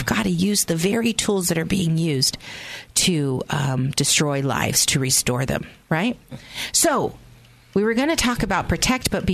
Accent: Pennsylvania, United States; My mom is half Irish. And we're from Pennsylvania

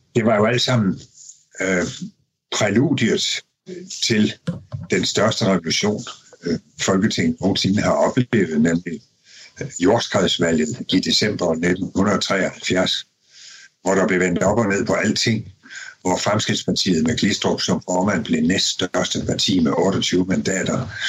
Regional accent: Denmark; vi danskere

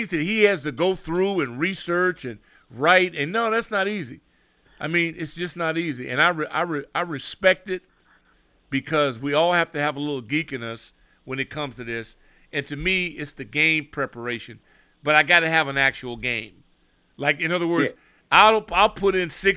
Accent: West Coast, United States; I'm from the West Coast

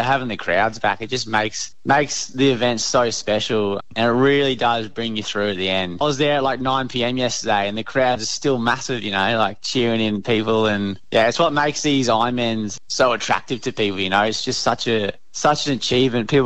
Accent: Queensland, Australia; being a Queenslander

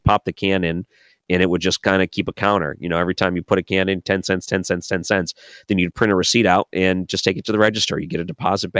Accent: Michigan, United States; moved away; I grew up in Michigan.

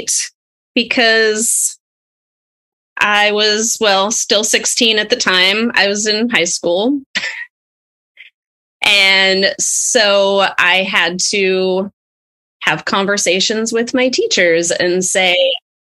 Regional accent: Arlington, Washington, United States; now in Seattle, United States; I grew up in Arlington, which is a pretty small town north of Seattle here

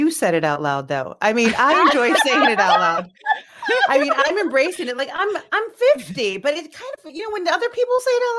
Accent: Burnsville, Minnesota, United States; moved away; I was born and raised in Minnesota, Minneapolis, a suburb of Minneapolis, Minnesota, and Burnsville, went to Burnsville High.

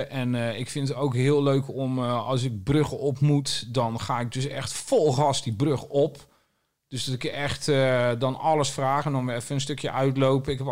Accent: Groningen, Netherlands; also born or lived in Limburg; ik kom uit het noorden.

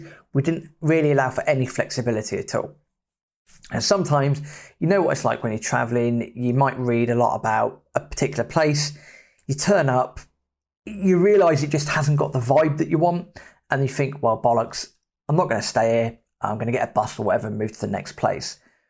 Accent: Australia; So, oh, how are you doing? Yeah … I'm from Australia. Do you fancy a beer?

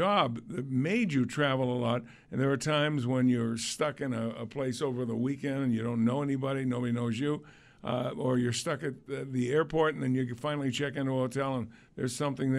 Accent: Amherst, Massachusetts, United States; moved away; I come from Massachusetts, and in Western Massachusetts, Amherst, Massachusetts

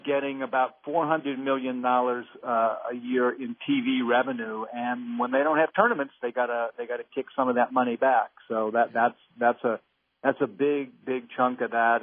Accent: Northeast, United States; me growing up in the Northeast, uh, up here

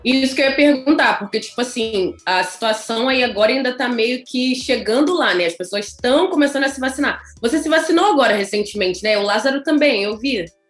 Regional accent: Brazil; moved away; eu venho do Brasil

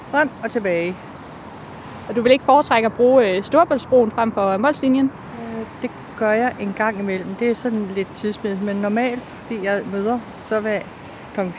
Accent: North Denmark Region, Denmark; Vi er fra Jylland, Nordjylland.

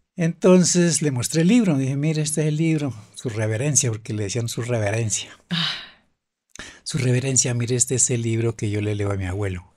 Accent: Güicán de la Sierra, Boyacá, Colombia; fue allá a mi tierra, pues allá, por allá estuvimos en el páramo

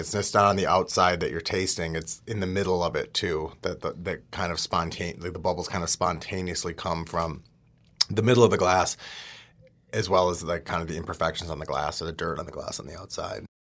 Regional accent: outside of Milwaukee, Wisconsin, United States; growing up outside of Milwaukee

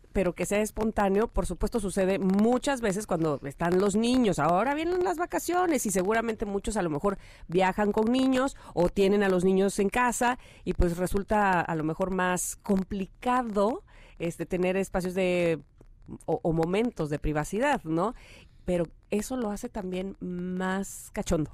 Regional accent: Jarocho, Veracruz, Mexico; somos los jarochos

